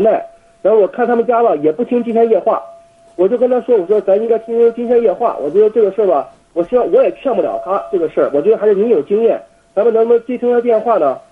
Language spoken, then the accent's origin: Chinese; Jinan, Shandong, China; moved away as an adult; also born or lived in Beijing; now in South Korea; 我是北京大学的学生，我家是济南的